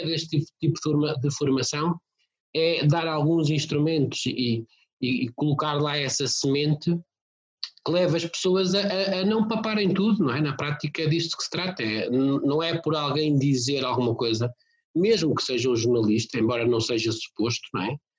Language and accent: Portuguese; São Pedro do Sul, Viseu, Portugal; now in Lisbon, Portugal; Eu sou de uma aldeia de, do Conselho de São Pedro do Sul, portanto, Distrito de Viseu